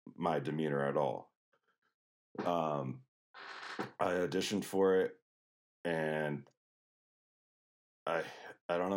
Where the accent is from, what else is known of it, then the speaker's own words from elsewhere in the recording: Denver, Colorado, United States; moved away; I grew up in Denver, Colorado. I was born, I like to say, at the foot of the Rocky Mountains